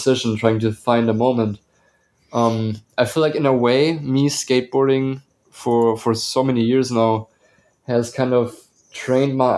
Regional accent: Bavaria, Germany; moved away as an adult; now in Atlanta, United States; I was born and raised in Bavaria, Germany, and I moved to the United States, to Atlanta, in 2016

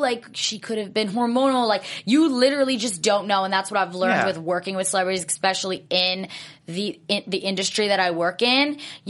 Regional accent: New Jersey, United States; I'm from New Jersey

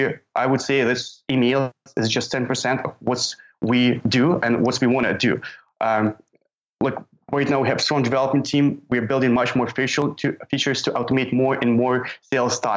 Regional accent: Ukraine; I'm from Ukraine

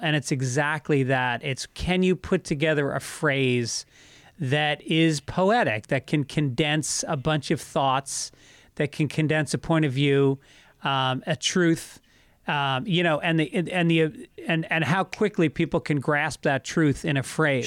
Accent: New York, United States; I grew up in New York

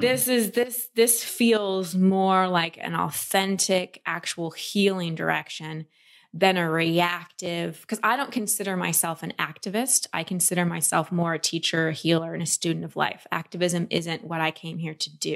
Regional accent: Texas, United States; I grew up in Texas

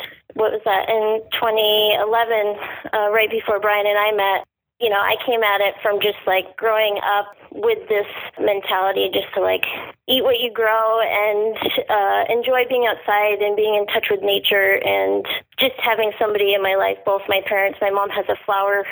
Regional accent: Cape Cod, Massachusetts, United States; moved away as an adult; also born or lived in Montreal; now in Oregon, United States; Cape Cod, Massachusetts, which is where I grew up

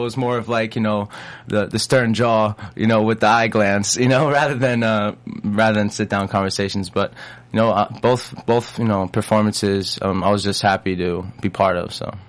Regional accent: Long Island, New York, United States; moved away as an adult; also born or lived in Los Angeles, United States; now in Atlanta, United States; I grew up in New York

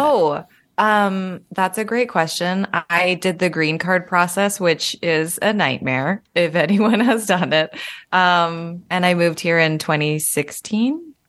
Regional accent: Calgary, Alberta, Canada; moved away as an adult; now in Toronto, Canada; I moved to Toronto after that 'cause I was from Calgary

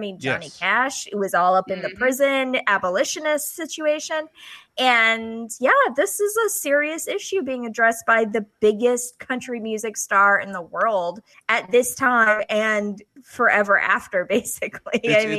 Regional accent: the South, United States; growing up in the South

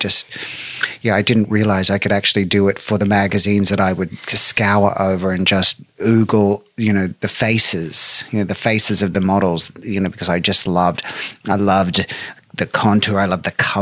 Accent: Brisbane, Queensland, Australia; moved away; I was born on September 21st, 1968 in Brisbane, Australia

